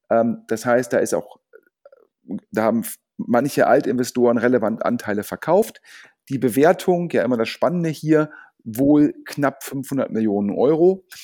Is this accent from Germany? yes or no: yes; Düsseldorf, North Rhine-Westphalia, Germany; Sogar als Düsseldorfer freue ich mich ähm, über Kölner Events